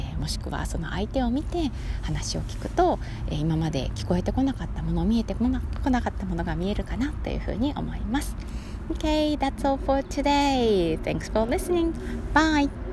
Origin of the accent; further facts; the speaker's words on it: Kansai, Japan; 関西にね生まれ育っているので